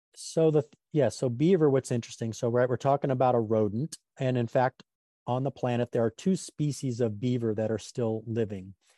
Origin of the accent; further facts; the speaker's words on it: Grand Tetons, Yellowstone, Wyoming, United States; now in Sonoma County, United States; I grew up around the Grand Tetons, Yellowstone, where there was a lot of beavers